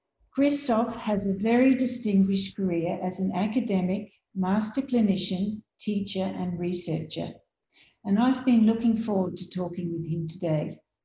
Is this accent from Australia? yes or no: yes; Australia; I'm a periodontist from Australia